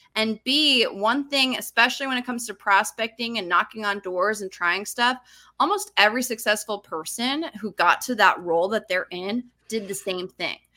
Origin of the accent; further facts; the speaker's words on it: Utah, United States; moved away as an adult; also born or lived in Los Angeles; I grew up in Utah. I moved to Los Angeles, I think I was twenty-three.